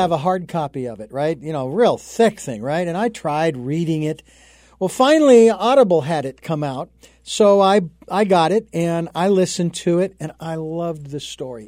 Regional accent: Phoenix, Arizona, United States; moved away; local folks back in Phoenix, which is where I'm, my hometown

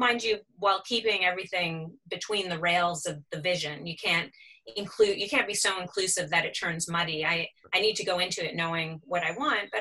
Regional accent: Toronto, Ontario, Canada; moved away as an adult; now in Halifax, Canada; I'm from Toronto originally. I came here to go to art school.

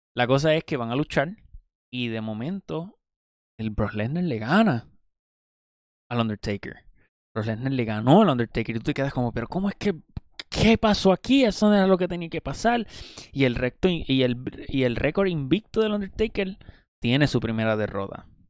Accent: Puerto Rico; En Puerto Rico, que es de donde yo soy

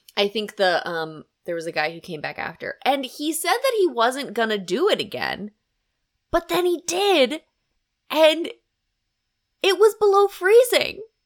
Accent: Harrisburg, Pennsylvania, United States; I'm from Harrisburg, and so we have Hershey

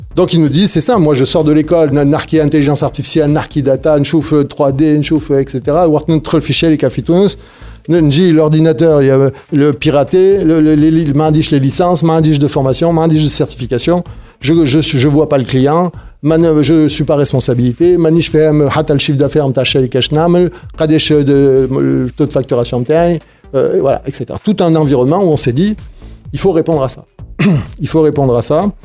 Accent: France; now in Tunisia; je suis né en France, mon lot de France, où j'ai eu un parcours euh، très classique, de Tunisien à l'étranger

